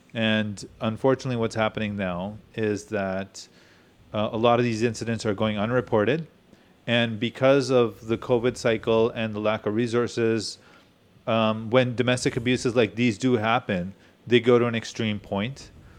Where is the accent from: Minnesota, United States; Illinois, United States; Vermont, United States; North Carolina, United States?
Illinois, United States; Chicago; no, we're from Chicago, I don't know.